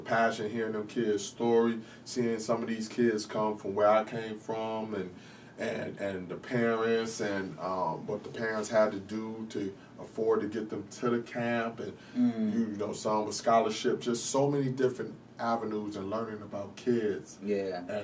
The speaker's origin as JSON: {"language": "English", "region": "New York", "country": "United States", "tie": "born or raised there", "said": "growing up in New York"}